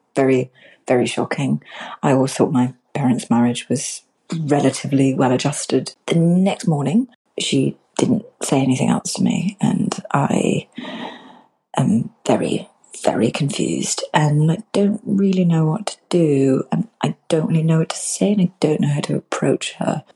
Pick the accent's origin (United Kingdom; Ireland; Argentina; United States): United Kingdom; England; as we English